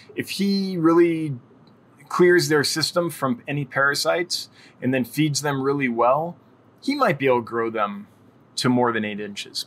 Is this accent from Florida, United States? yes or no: no; California, United States; I'm from California